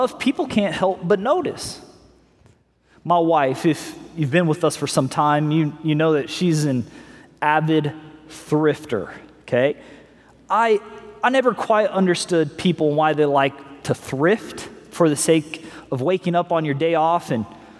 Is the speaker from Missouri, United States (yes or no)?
yes; Missouri, United States; We grew up in Missouri